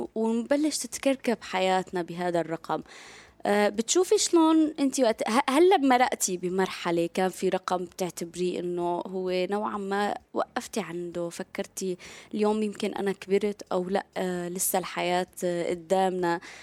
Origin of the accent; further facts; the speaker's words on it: Syria; نحن كسوريين